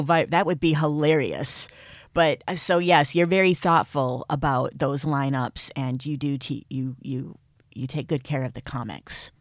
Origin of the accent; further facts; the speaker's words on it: Michigan, United States; accent: Midwest; moved away; also born or lived in New York; I have a, a Midwest accent. It's pretty obvious. I'm, I'm Michigan through and through.